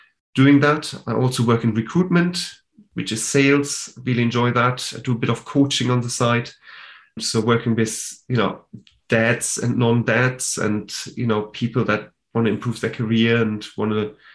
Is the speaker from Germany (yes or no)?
yes; Germany; now in United Kingdom; I am from Germany. That's why I'm German.